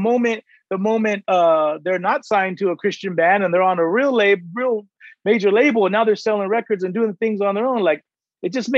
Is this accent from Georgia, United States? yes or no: no; San Diego, California, United States; I'm from San Diego